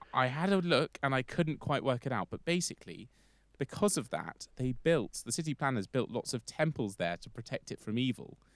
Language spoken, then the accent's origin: English; London, United Kingdom; London, because I'm from there